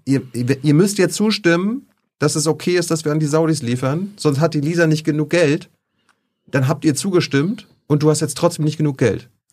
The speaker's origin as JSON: {"language": "German", "country": "Germany", "said": "ich komme ja aus der DDR"}